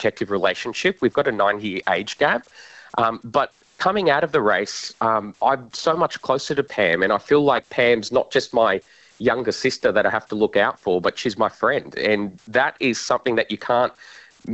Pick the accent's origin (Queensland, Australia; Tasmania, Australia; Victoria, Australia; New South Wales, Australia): New South Wales, Australia; Sydney; growing up in Western Sydney